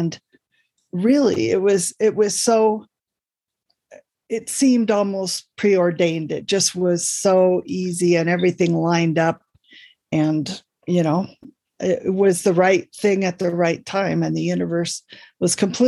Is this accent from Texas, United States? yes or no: no; Oakland, California, United States; Oakland, California. And despite everything, I am still a Raider fan.